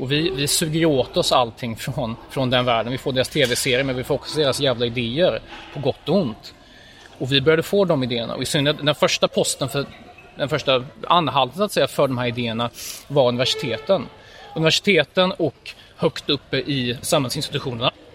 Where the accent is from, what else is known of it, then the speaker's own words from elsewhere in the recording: Gothenburg, Västra Götaland, Sweden; jag är född i Göteborg